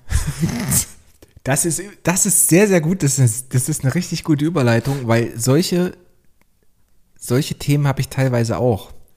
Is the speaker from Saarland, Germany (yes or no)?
no; Leipzig, Saxony, Germany; ich komme aus Leipzig